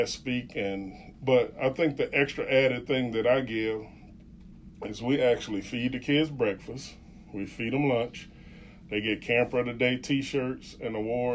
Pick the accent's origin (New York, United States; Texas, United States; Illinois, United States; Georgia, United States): Illinois, United States; Chicago; in Chicago, in my hometown